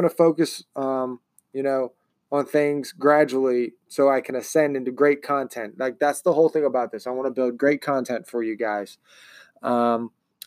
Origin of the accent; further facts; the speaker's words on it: Baltimore, Maryland, United States; also born or lived in Pennsylvania; now in Ohio, United States; I call a major city in Maryland my hometown. It's Baltimore